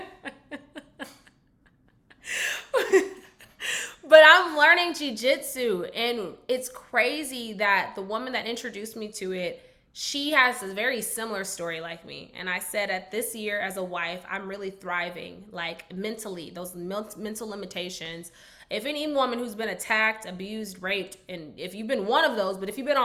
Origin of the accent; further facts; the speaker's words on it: Garland, Texas, United States; accent: Southern; also born or lived in Dallas, Texas / Tennessee / Alabama; I'm from Dallas. I was raised on Skillman and Idalia, and we like moved